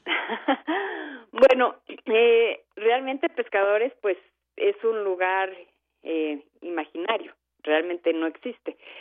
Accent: Mexico; como soy mexicana y como eh, mis referencias son de acá

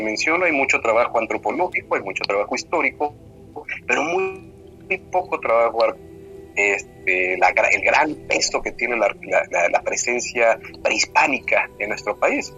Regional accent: Mexico; somos mexicanos

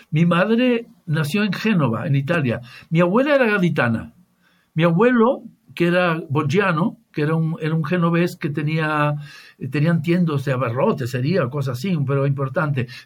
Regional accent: Tangier, Tanger-Tetouan-Al Hoceima, Morocco; born there; Yo nací en Tánger, yo nací en Tánger, y, pero mi, mi madre es medio italiana, medio gaditana.

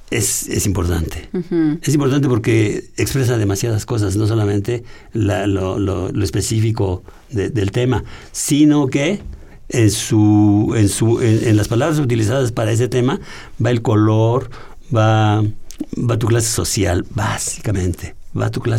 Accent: Tlalnepantla, State of Mexico, Mexico; En Tlalepantla, pero en un barrio así.

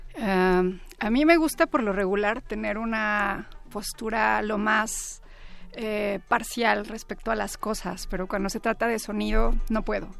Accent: Puebla, Mexico; now in Mexico City, Mexico; soy, este, pues, foránea, yo nací en Puebla, cuando llegué aquí

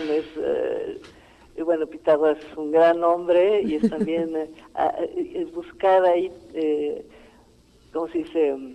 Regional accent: Greece; yo vengo desde Grecia y ellos trabajaron antes con el maestro Luis de Tavira

